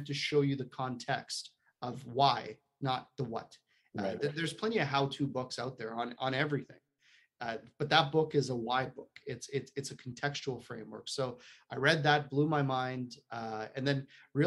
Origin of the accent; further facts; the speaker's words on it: Poland; moved away; I'm not from around here. I was born in Poland, communist Poland.